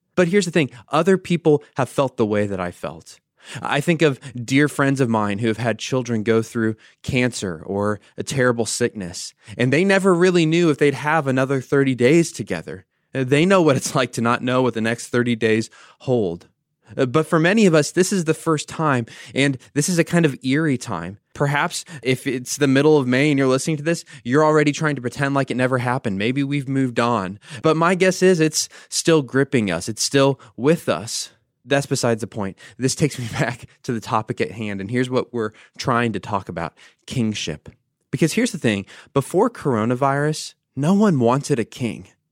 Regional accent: United States; I'm an American

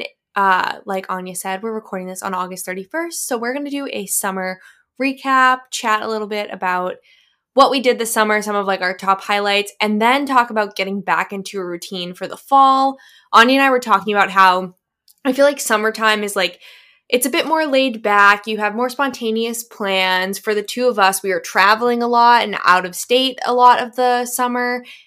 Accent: United States; now in Boston, United States; we're actually American

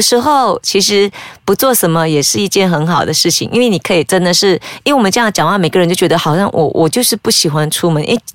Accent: Malaysia; 我们马来西亚人

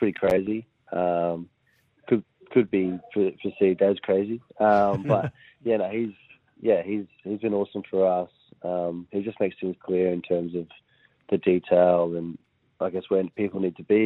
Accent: Queensland, Australia; being a Queenslander

